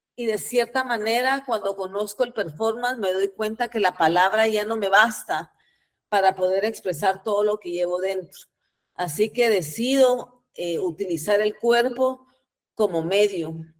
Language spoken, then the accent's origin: Spanish; Guatemala; nací en Guatemala en el año 74 y como ustedes bien saben, Guatemala tuvo una guerra civil eh, que empezó en el 54, terminó en el 96. Así que a mí me tocó nacer y crecer en los peores años del conflicto armado